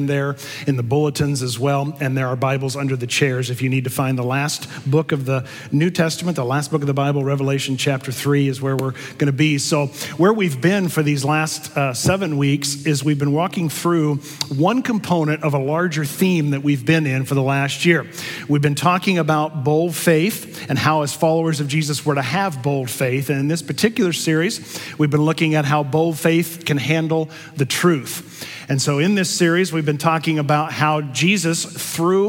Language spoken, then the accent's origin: English; Missouri, United States; I'm from Missouri